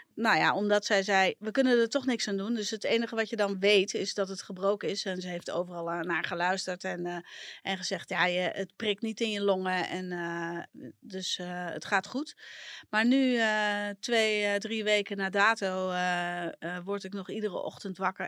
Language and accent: Dutch; a village in Brabant, North Brabant, Netherlands; now in Amsterdam, Netherlands; in het dorp, eh, het Brabantse dorp waar ik vandaan kom